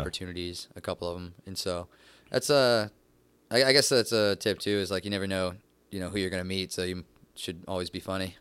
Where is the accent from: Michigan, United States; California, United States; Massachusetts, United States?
Michigan, United States; Downriver; moved away as an adult; now in Los Angeles, United States; originally from downriver